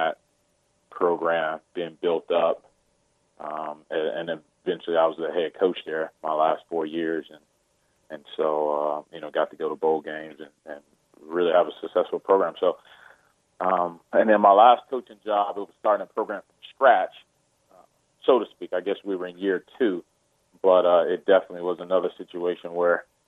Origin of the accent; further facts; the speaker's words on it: Chicago, Illinois, United States; also born or lived in Virginia; now in Urbana, United States; I'm originally from Chicago and mostly lived in Illinois